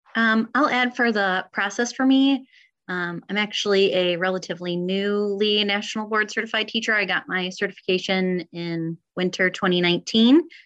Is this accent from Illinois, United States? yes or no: yes; St. Charles, Illinois, United States; I am also a D303 alum. So I went all K through 12 in the district as well